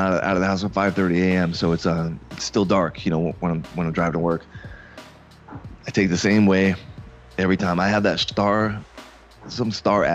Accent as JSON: {"language": "English", "town": "Fort Lauderdale", "region": "Florida", "country": "United States", "tie": "born or raised there", "also_born_or_lived": "Coral Springs", "said": "I was born and raised in Fort Lauderdale"}